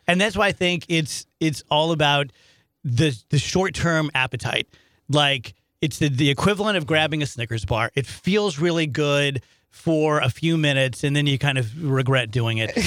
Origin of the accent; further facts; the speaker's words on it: South Roxana, Illinois, United States; also born or lived in St. Louis, Missouri; I grew up in South Roxanne, Illinois, which is like a suburb of Edwardsville.